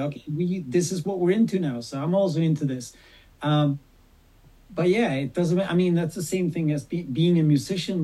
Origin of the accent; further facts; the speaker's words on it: Sweden; I'm this kid from Sweden that grew up with … and … and … and …